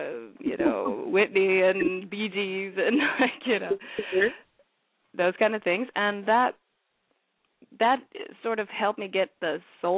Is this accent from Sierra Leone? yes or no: yes; Sierra Leone; I'm from Sierra Leone originally